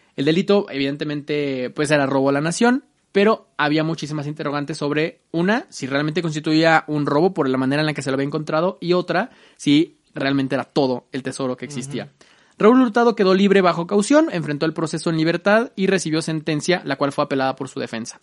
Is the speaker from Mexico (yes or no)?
yes; Mexico; los antepasados más importantes que hemos tenido como mexicanos